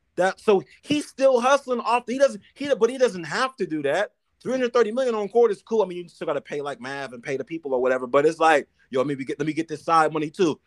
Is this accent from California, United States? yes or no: yes; California, United States; as a Californian